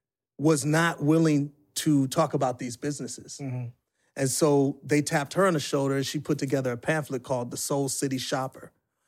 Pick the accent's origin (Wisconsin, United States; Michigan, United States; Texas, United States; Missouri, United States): Wisconsin, United States; Milwaukee; now in Atlanta, United States; Like, for me, I came from Milwaukee to Atlanta because it showed that black people could succeed